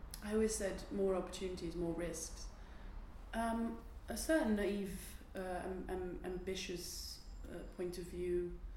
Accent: Netherlands; English is a second language; moved away as an adult; also born or lived in Dublin, Ireland / Turkey; now in London, United Kingdom; I grew up in the Netherlands.

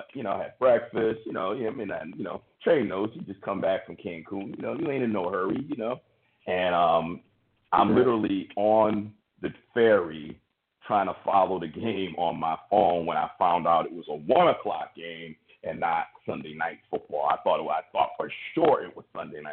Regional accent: Bristol, Connecticut, United States; we're both from Bristol, Connecticut

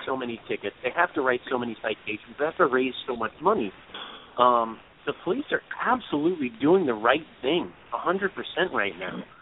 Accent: New York City, New York, United States; I grew up in Brooklyn

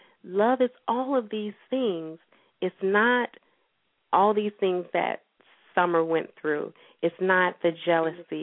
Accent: St. Petersburg, Florida, United States; my hometown, St. Petersburg, Florida, I work with the libraries there

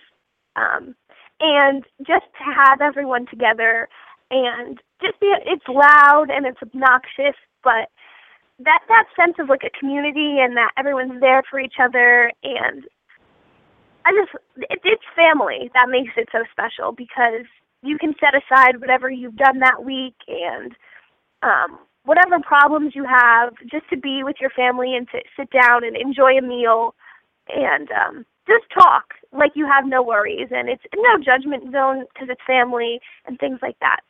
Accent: New Jersey, United States; I'm from Jersey

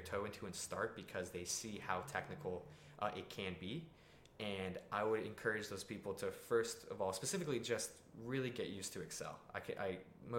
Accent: South Florida, United States; moved away; I'm from South Florida. My whole family lives there.

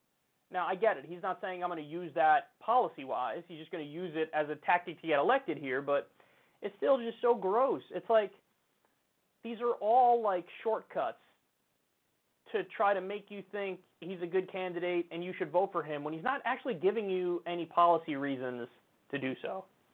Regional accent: Midwest, United States; I'm from the Midwest

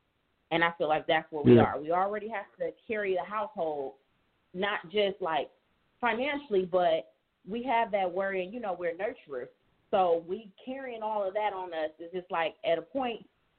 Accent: Cleveland, Ohio, United States; Right now I'm in Nashville, Tennessee, but I'm from Cleveland, Ohio.

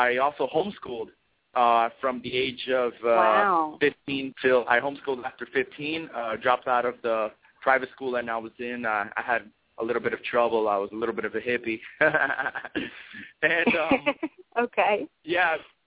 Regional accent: Mayagüez, Puerto Rico; I was born in Mayagüez, Puerto Rico, which is the west side.

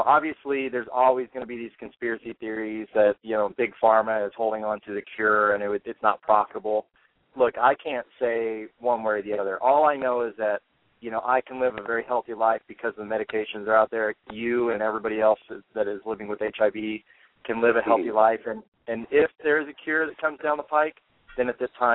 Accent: Missouri, United States; My home state of Missouri

